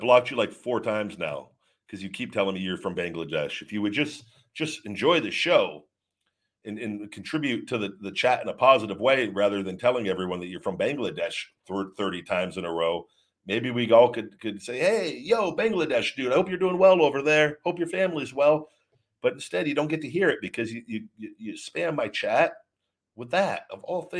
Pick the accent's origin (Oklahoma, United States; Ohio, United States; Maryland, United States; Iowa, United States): Maryland, United States; Baltimore; I'm from Baltimore, so I believe in rectifying issues and setting people straight.